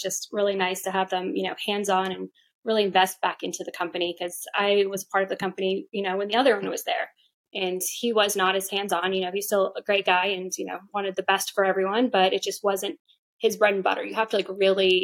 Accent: Boston, Massachusetts, United States; now in Georgia, United States; I'm from Boston myself

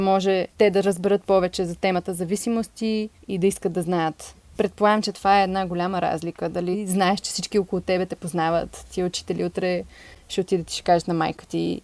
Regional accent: Sofia, Sofia City, Bulgaria; Аз съм израснала в София

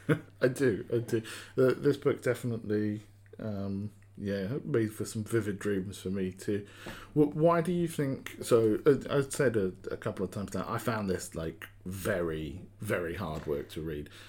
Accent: United Kingdom; I'm a Brit

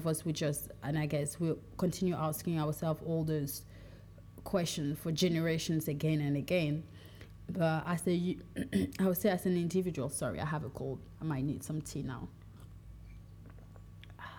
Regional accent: Cameroon; moved away; also born or lived in France; When someone asks me where I'm from, sometimes I'll say France, sometimes I'll say Cameroon, but in my deep heart, I'm more from my tribe than anything else

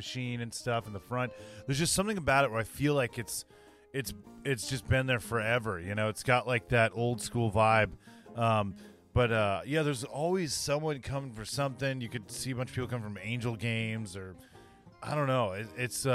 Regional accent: Southern California, United States; There's something about growing up in Southern California and going to that place. It's a part of me growing up

